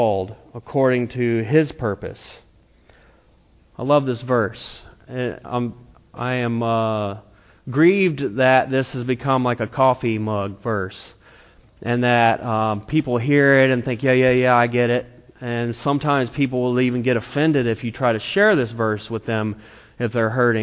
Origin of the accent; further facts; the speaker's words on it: South Carolina, United States; moved away as an adult; also born or lived in Tennessee; now in Napa, United States; I'm from South Carolina, and I went to a place in Tennessee